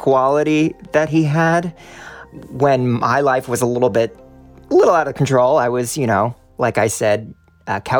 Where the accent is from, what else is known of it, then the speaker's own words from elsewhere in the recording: Hollywood, Florida, United States; I am from Hollywood, Florida